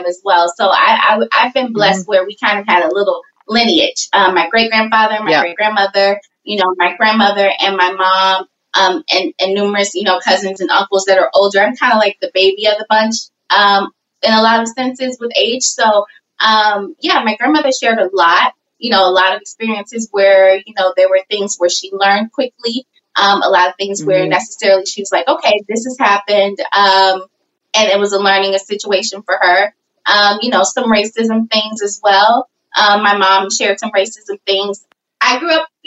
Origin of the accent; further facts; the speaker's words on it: St. Louis, Missouri, United States; I grew up in St. Louis, Missouri.